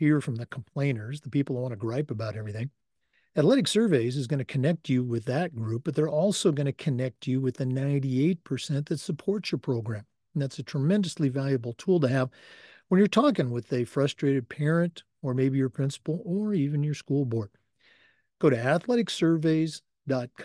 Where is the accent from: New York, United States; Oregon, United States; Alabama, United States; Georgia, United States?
Oregon, United States; now in Florida, United States; I grew up in Oregon, and, you know, I've been in Florida here for a long time